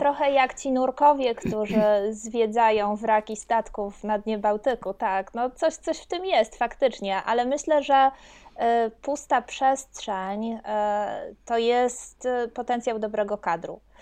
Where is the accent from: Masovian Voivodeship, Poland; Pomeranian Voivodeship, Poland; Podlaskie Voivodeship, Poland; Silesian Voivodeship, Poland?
Silesian Voivodeship, Poland; pochodzę ze Śląska